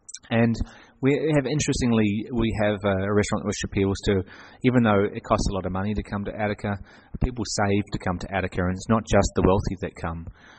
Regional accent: New Zealand; now in Australia; Well, I come from New Zealand. I'm not an Australian. I'm still a New Zealander. I don't have Australian citizenship.

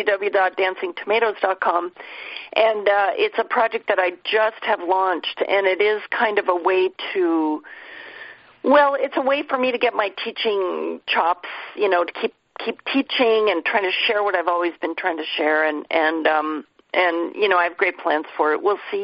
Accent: Seattle, Washington, United States; Well, I'm from Seattle. So John and I were good friends.

